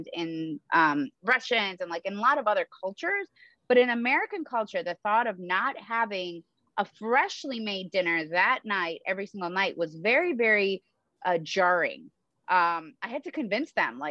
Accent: Moldova; moved away; I was born in the former USSR. I was born in Moldova

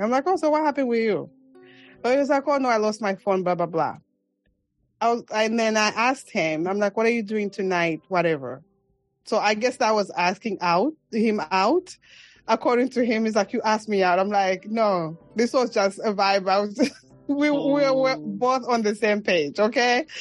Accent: Mongu, Western Province, Zambia; accent: African; moved away as an adult; now in New York City, United States; Zambia, which is my home country

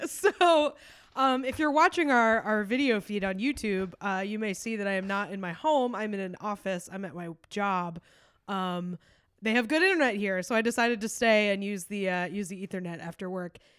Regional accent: New York, United States; as a New Yorker

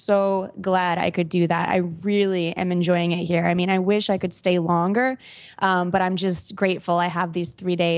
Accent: Minneapolis, Minnesota, United States; born there; So I was born in Minneapolis, Minnesota, the United States of America. It's the Midwest, kind of, you know, a nice city, but just, in the middle of the country, not too exotic, at least to me anyway.

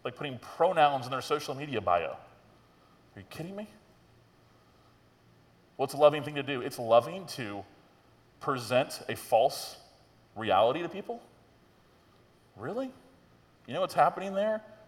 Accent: Tallahassee, Florida, United States; being a pastor in my hometown, I grew up here in Tallahassee

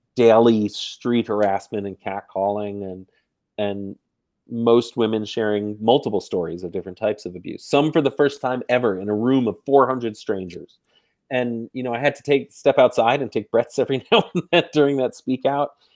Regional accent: New York, United States; I am from New York

